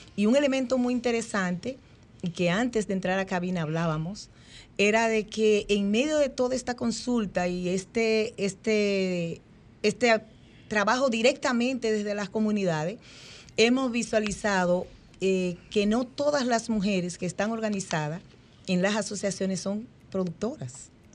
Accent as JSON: {"language": "Spanish", "town": "Peralta", "region": "Azua", "country": "Dominican Republic", "said": "soy de Peralta de Asua, vengo de allá de la Cordillera Central."}